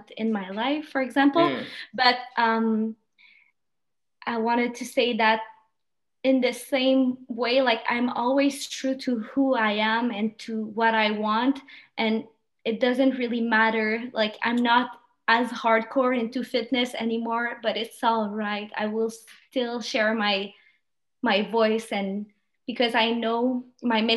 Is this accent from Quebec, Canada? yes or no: yes; Quebec, Canada; first language French; English is a second language; the culture we have here in Canada, Quebec